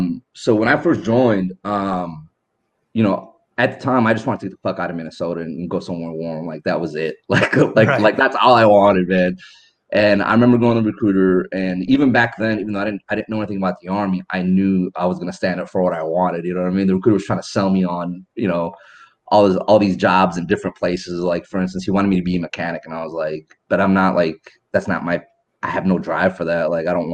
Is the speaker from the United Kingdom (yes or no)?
no; Ethiopia; also born or lived in Sudan; We're from Ethiopia. My dad's from Ethiopia. My mom's from Eritrea. I was born in Sudan.